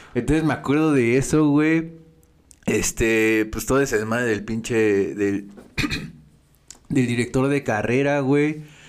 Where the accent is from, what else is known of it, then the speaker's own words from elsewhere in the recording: State of Mexico, Mexico; Nosotros somos del Estado de México